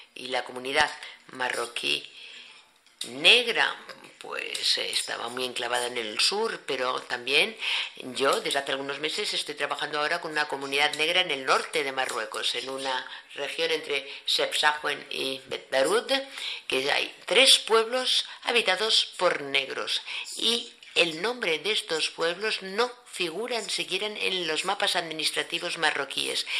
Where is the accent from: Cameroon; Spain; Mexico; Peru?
Cameroon; yo soy de Camerún